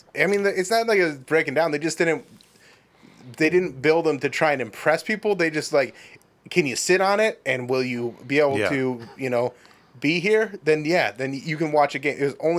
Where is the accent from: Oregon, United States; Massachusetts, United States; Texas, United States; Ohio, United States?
Ohio, United States; Medina; Yeah, so I grew up in Medina